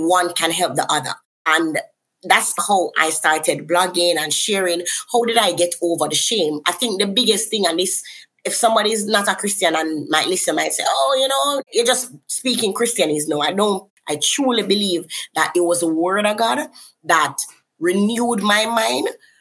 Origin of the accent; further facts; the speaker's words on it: Kingston, Jamaica; I'm from Kingston, Jamaica.